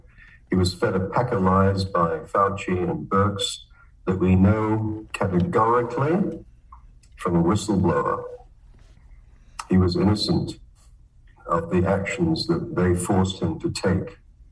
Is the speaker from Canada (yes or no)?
yes; Canada; also born or lived in Britain; I'm a Canadian pathologist. My accent gives me away. I got my basic medical degrees from Cambridge in Britain. I did pathology training in Canada.